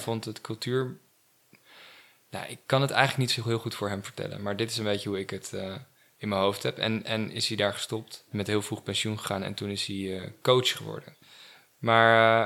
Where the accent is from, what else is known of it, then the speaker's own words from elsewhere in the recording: het Gooi, North Holland, Netherlands; moved away as an adult; also born or lived in Amsterdam / Hilversum / Groningen / Perugia, Italy; Ik ben geboren in Amsterdam. Oké. En opgegroeid in het Gooi.